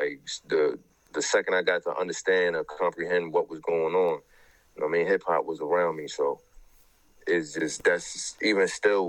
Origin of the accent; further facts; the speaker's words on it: Baltimore, Maryland, United States; accent: New York; tell niggas all the time, bro, I've been in Baltimore more than 95% of my life, but I sound like I'm from New York because of the niggas I grew up on, you know what I mean?